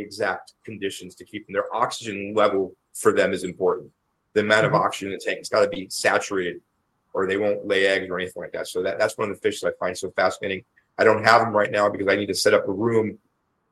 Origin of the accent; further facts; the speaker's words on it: United States; I'm an American